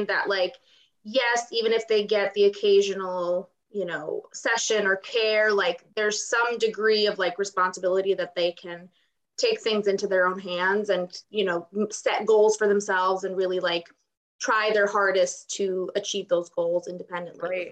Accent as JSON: {"language": "English", "country": "Ukraine", "tie": "born or raised there", "moved": "yes", "said": "I was actually born and raised in Ukraine"}